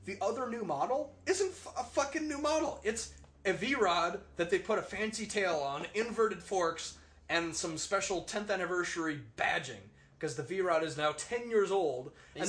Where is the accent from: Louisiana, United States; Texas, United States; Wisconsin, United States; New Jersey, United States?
Wisconsin, United States; Milwaukee; moved away; because I grew up in Milwaukee.